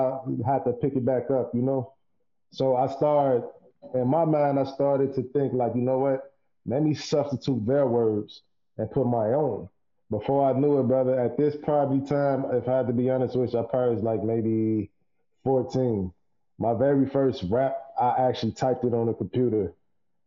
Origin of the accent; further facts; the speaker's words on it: Chicago, Illinois, United States; also born or lived in Minnesota; now in Chicago, United States; I'm a dude from Chicago, you know, from the urban community